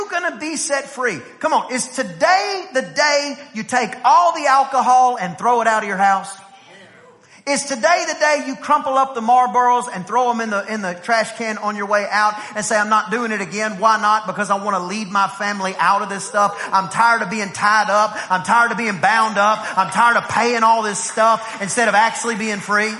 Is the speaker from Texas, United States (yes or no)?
yes; East Texas, United States; I grew up in East Texas where, you know, everybody did some kind of cowboy